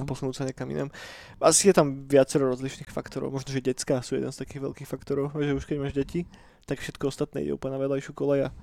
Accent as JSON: {"language": "Slovak", "area": "a village near Trnava", "region": "Trnava Region", "country": "Slovakia", "tie": "born or raised there", "moved": "yes", "lives_now": "Bratislava, Slovakia", "said": "ja som kedysi dochádzal do Bratislavy do školy. Každý deň, ne? A to nebolo úplne, že najjednoduchšie dochádzanie, lebo ja som nebýval priamo v Trnave, ale v jednej dedine pri Trnave"}